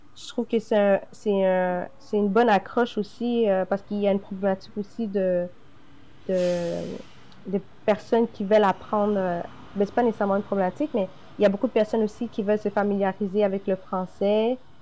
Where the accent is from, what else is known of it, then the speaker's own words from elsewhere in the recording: Quebec, Canada; je suis née directement au Québec